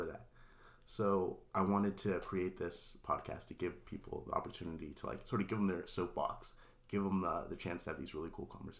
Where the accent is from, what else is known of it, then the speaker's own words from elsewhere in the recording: Pennsylvania, United States; I grew up in Pennsylvania